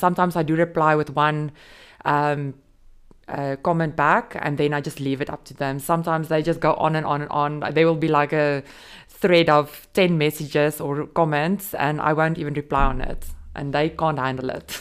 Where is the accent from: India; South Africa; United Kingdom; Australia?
South Africa; moved away as an adult; also born or lived in Dubai, United Arab Emirates; now in Jebel Ali, United Arab Emirates; I'm South African mom of two